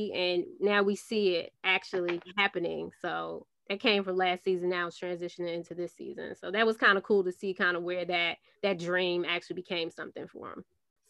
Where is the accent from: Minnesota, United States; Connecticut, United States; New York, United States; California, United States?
New York, United States; I'm from New York